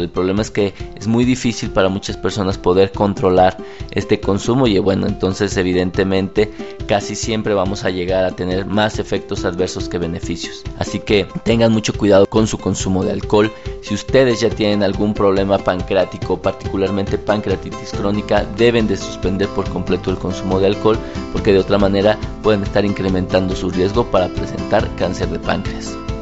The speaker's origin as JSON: {"language": "Spanish", "country": "Mexico", "said": "países en vías de desarrollo como el nuestro"}